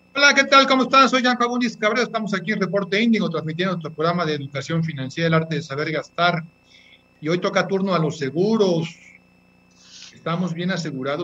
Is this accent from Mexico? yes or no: yes; Mexico